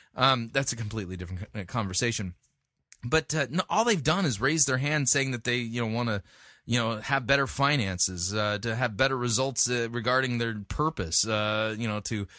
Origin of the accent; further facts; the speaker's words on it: United States; as an American